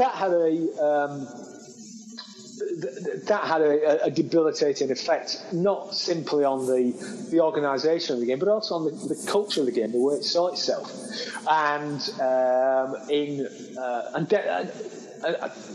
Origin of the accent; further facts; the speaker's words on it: Hull, Yorkshire and the Humber, United Kingdom; my hometown, that Hull